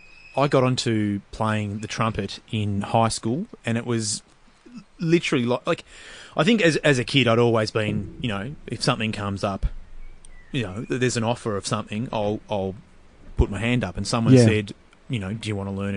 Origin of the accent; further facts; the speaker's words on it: Montmorency, Victoria, Australia; Yeah, Montmorency.